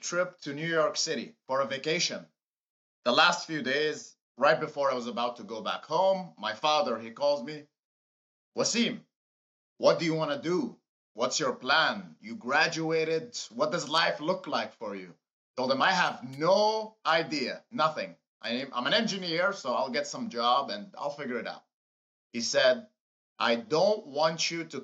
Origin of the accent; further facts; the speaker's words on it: Amman, Amman Governorate, Jordan; moved away as an adult; now in United States; So I was born in Jordan, in Amman, Jordan